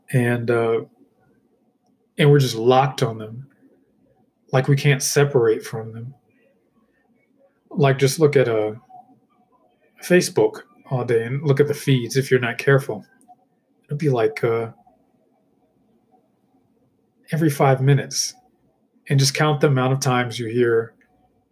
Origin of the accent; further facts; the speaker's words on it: United States; I'm an American